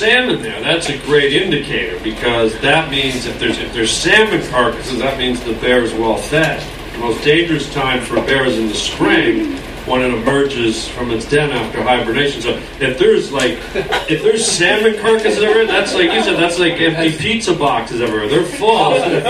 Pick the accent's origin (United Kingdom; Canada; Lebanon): Canada; Toronto, Ontario; I'm from Toronto originally.